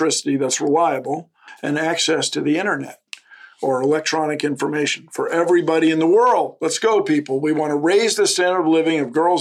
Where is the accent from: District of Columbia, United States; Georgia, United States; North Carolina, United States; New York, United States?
District of Columbia, United States; Washington; moved away; growing up in Washington, having access to the woods greatly affected my appreciation for nature.